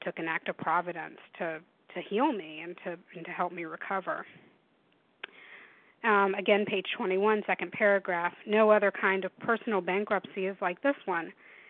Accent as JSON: {"language": "English", "region": "the South", "country": "United States", "tie": "born or raised there", "said": "I grew up in the South in warm weather, and I am terrified of snow and ice."}